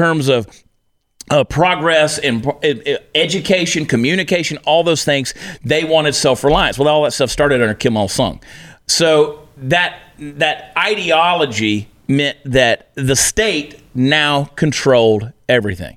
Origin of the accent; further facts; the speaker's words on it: United States; I'm American